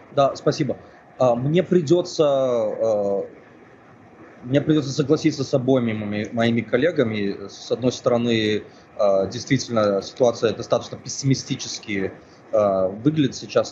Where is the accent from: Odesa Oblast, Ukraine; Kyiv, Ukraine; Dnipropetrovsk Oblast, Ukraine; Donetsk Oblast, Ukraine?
Odesa Oblast, Ukraine; Odesa; моему, моему родному городу Одессе